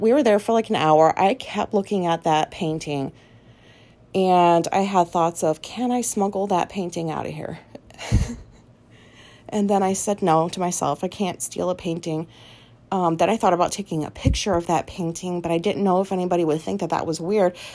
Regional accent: Japan; moved away; I was raised in Japan

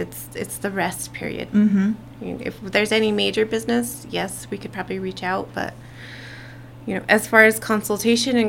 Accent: Northern Pueblos, New Mexico, United States; I represent Northern. I'm from the Northern Pueblos

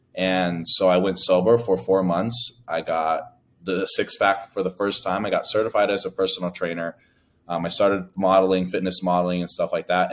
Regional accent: United States; I'm the first of my family to be born in America. My family is from Laos

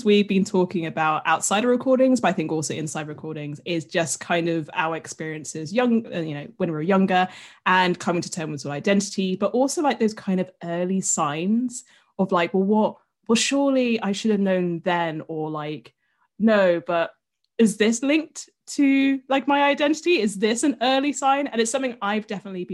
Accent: United Kingdom; as a Brit

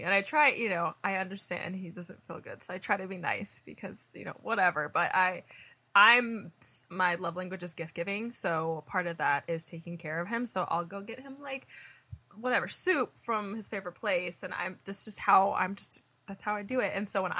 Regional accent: Indiana, United States; now in California, United States; I don't know if it's because I came from Indiana to California

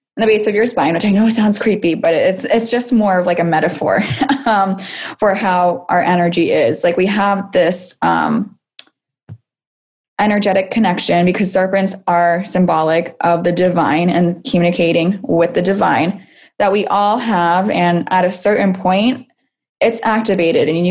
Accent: Salem, Massachusetts, United States; I am from Salem, Massachusetts as well

